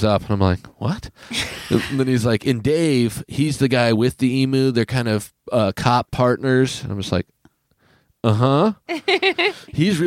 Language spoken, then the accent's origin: English; Kansas City, Kansas, United States; moved away; I'm from Kansas City